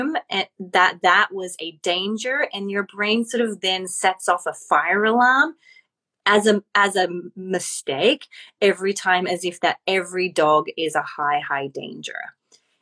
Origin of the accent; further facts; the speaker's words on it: Australia; moved away as an adult; now in Los Angeles, United States; As I am Australian, I moved to LA.